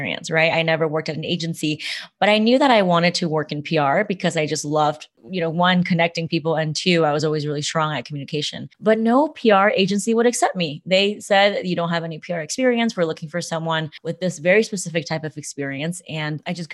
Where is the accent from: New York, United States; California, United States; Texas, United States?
California, United States; Los Angeles; I was born in Los Angeles, California.